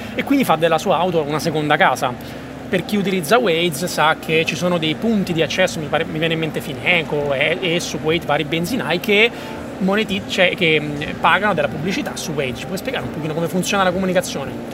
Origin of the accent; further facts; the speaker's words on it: Rome, Lazio, Italy; io vengo da Roma